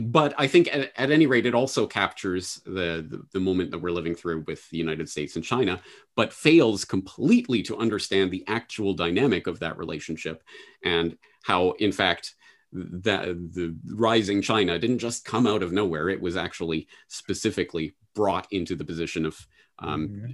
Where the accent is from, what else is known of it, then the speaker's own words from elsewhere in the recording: Canada; now in Japan; Growing up in Canada